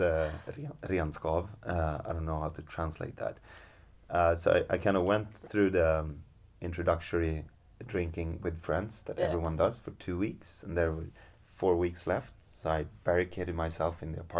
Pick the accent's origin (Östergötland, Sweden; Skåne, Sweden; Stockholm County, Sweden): Stockholm County, Sweden; Stockholm; moved away; I'm from Stockholm.